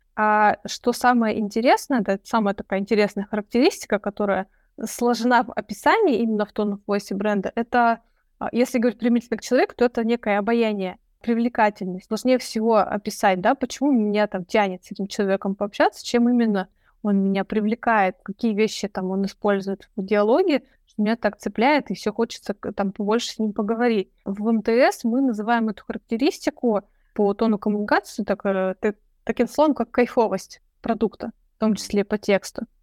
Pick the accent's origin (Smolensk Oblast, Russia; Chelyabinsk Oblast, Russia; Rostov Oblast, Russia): Chelyabinsk Oblast, Russia; Chelyabinsk; moved away as an adult; now in Moscow, Russia; я сама из Челябинска